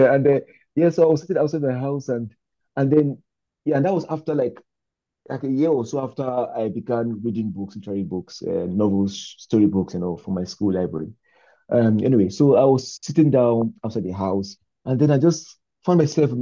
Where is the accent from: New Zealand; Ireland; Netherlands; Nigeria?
Nigeria; moved away; as a Nigerian man too, I am now